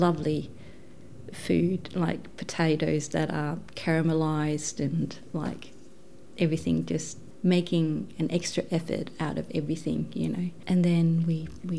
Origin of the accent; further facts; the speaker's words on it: north of Copenhagen, Capital Region of Denmark, Denmark; English is a second language; moved away as an adult; now in Huonville, Australia; I was born south of Copenhagen, but we only lived there for a few years, then we moved north of Copenhagen, so I grew up there in a little country town